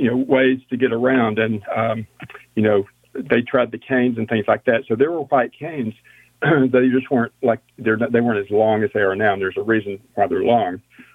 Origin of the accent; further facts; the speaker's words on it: Houston, Texas, United States; I'm from Texas, East Texas, born in Houston, moved around as a kid